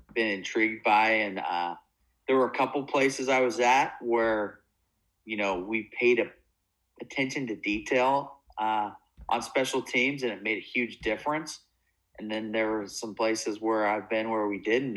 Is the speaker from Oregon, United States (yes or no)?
yes; Oregon, United States; moved away as an adult; also born or lived in Oklahoma / Tacoma, Washington / Santa Barbara, California; I grew up in Oregon, went to Linfield College here in Oregon